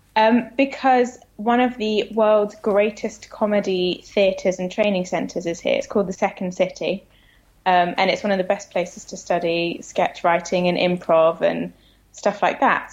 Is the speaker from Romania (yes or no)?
no; United Kingdom; moved away as an adult; now in United States; being British